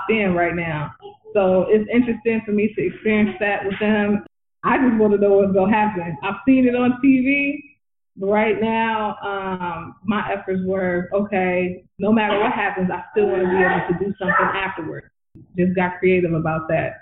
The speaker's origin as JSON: {"language": "English", "region": "California", "country": "United States", "moved": "yes", "lives_now": "Atlanta, United States", "said": "I'm originally from California"}